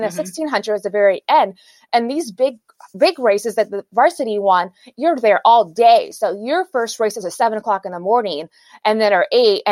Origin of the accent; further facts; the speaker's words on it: Houston, Texas, United States; I'm from Houston.